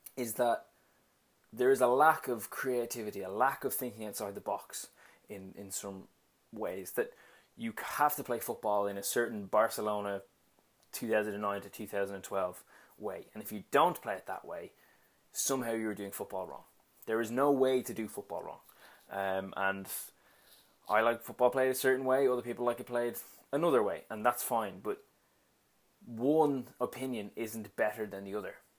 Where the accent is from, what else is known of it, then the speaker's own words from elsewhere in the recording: Dublin, Leinster, Ireland; I'm from Dublin, um, in Ireland.